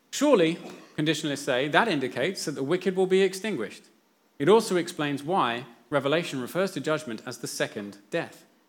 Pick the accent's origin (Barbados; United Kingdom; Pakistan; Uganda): United Kingdom; England; now in New Zealand; when I was growing up in England